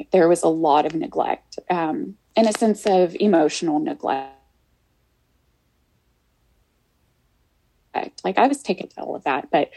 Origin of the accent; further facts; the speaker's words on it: Houston, Texas, United States; I grew up, I was born here in Houston, and I lived with my mom and my grandmother